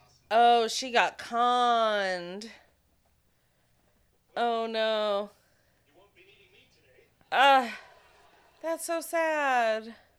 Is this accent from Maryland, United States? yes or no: no; Florida, United States; I'm from Florida